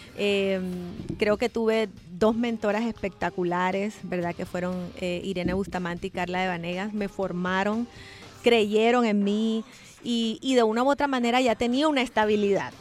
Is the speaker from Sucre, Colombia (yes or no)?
no; Cartagena, Bolívar, Colombia; moved away as an adult; now in El Salvador; nosotros somos de Cartagena, Colombia, que es una ciudad 100% turística